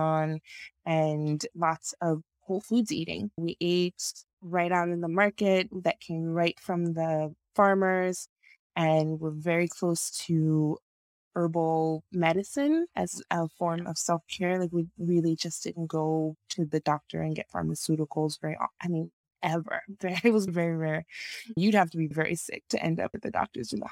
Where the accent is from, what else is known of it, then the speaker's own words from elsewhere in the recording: Nigeria; moved away; I am originally from Nigeria. I was born in Nigeria and grew up in Nigeria for most of my teenage years